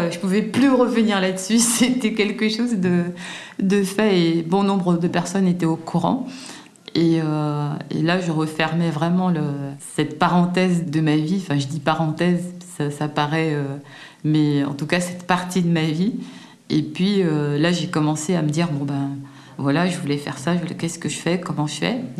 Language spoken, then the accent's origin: French; Guadeloupe, France; Et puis je rentre un peu chez moi en Guadeloupe, je reste quelques mois là-bas, je commence à me préparer.